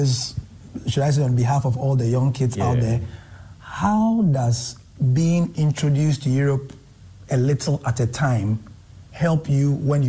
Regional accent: Ghana

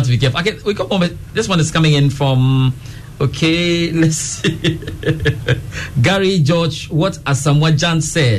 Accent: Accra, Greater Accra, Ghana; Not Ashalibotwe. I grew up 37, actually.

